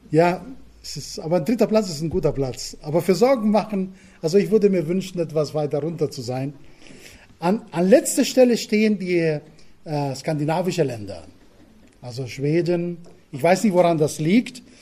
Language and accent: German; Crete, Greece; German is a second language; moved away as an adult; now in Germany; Nein, ich bin auf Kreta geboren ähm, und aufgewachsen. 19 Jahre habe ich dort verbracht, bis meine jetzige Frau kam. Und sie hat mich nach Bayern entführt.